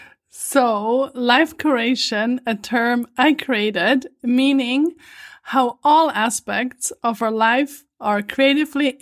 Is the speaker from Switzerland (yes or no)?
yes; Switzerland; moved away as an adult; also born or lived in New York City, United States / Vancouver, Canada; I was born and raised in Switzerland, in an old farmhouse at the edge of a forest